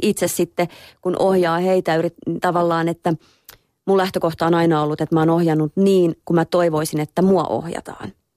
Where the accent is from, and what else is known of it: Lahti, Päijänne Tavastia, Finland; born or raised there